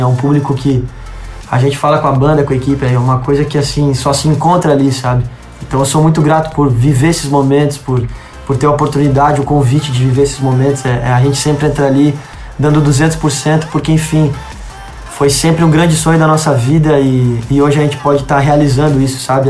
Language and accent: Portuguese; Rio Grande do Sul, Brazil; Minha família é toda do Rio Grande do Sul. Eu nasci no Rio Grande do Sul